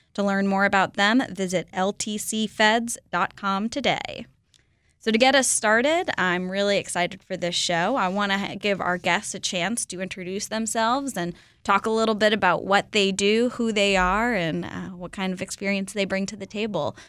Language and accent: English; Florida, United States; I'm from Florida